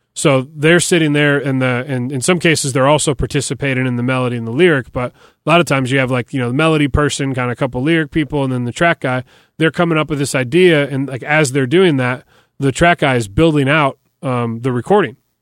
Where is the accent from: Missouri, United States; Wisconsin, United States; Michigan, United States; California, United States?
Michigan, United States; Detroit; moved away as an adult; now in Nashville, United States; I grew up in Detroit and played hockey my whole life.